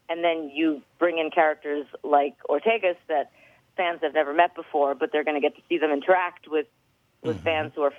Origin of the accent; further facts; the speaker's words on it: New York, United States; New York.